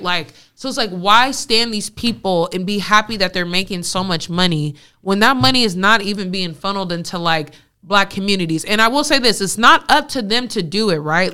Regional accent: West Coast, Bay Area, California, United States; growing up in the West Coast

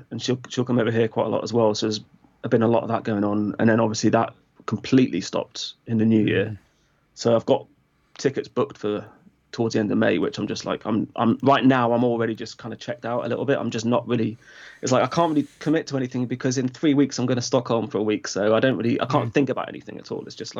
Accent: Crewe, North West England, United Kingdom; now in Brighton, United Kingdom; I grew up in Crewe, just around your neck of the woods, or near your neck of the woods, I guess.

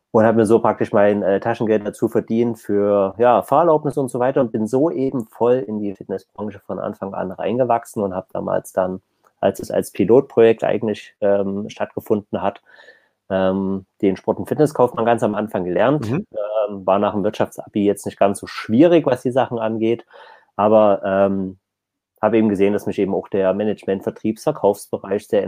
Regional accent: East Germany, Germany; Also zumindest bei uns im Osten nicht.

